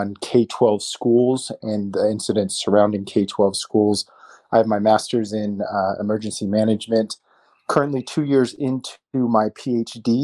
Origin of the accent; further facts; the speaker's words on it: Tucson, Arizona, United States; I'm from Tucson, Arizona. It's where I was born and raised